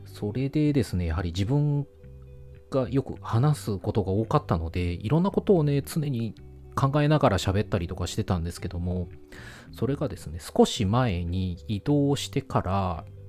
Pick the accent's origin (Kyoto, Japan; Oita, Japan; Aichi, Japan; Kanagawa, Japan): Aichi, Japan; rural Aichi Prefecture, Japan; also born or lived in Kanto / Kansai; 愛知県の田舎で生まれ育ち、仕事の都合で一時期関東、関西に住んでいたことがあります